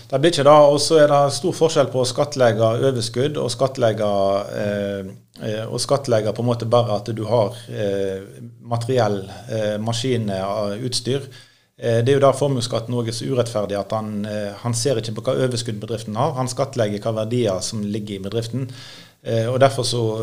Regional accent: Norway; jeg er bekymra som nordmann

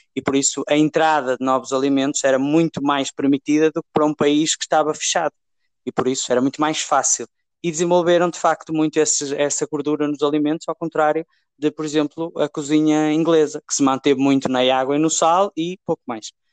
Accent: Portugal

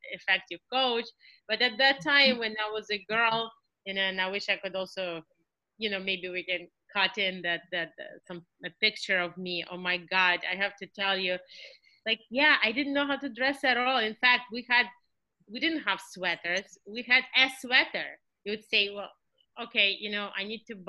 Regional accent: Russia; moved away; I was raised in Soviet Russia

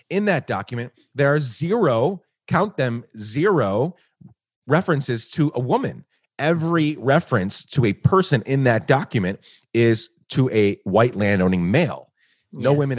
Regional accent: Guatemala; also born or lived in New York, United States; now in United States; So I, sp- I was born in New York, grew up in Guatemala, then spent six years traveling the world

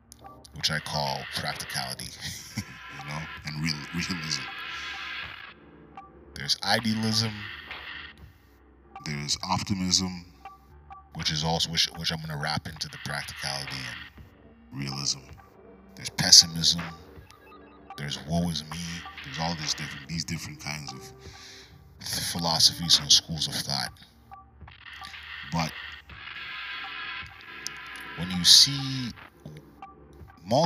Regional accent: Canada; I'm Canadian

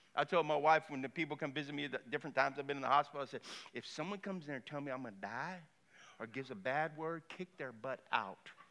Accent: Lafayette, Louisiana, United States; I grew up in Lafayette, I went to Cathedral Carmel.

